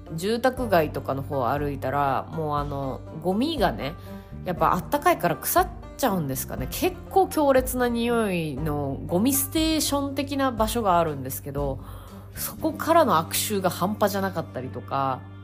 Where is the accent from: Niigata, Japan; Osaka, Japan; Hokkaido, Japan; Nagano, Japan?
Hokkaido, Japan; 北海道出身なんですけどあの何て言うんですかあの住んでたのはもっと中の方なんであの海に行くのが海が割と身近ではないところで育った